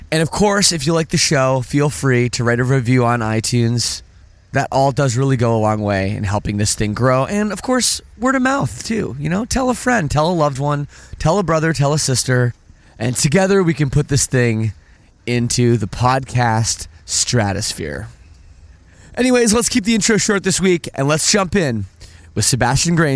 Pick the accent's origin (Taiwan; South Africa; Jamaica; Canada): Canada; Oakville, Ontario; I'm from Oakville